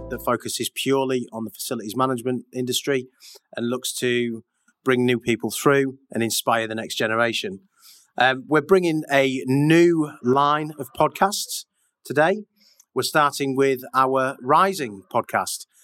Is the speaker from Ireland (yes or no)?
yes; Dublin, Leinster, Ireland; accent: Irish; so I'm from Dublin